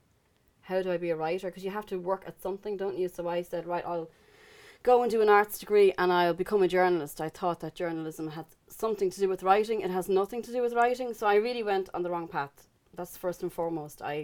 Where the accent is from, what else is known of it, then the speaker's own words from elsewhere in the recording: Dublin, Leinster, Ireland; also born or lived in Belfast; I came back to Dublin then, because, well, my mother was ill.